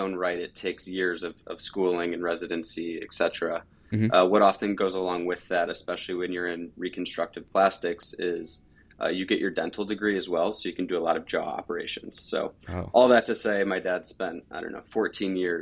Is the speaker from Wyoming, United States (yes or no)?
no; Chagrin Falls, Ohio, United States; I grew up in Cleveland, Ohio, the east side in a small town called Chagrin Falls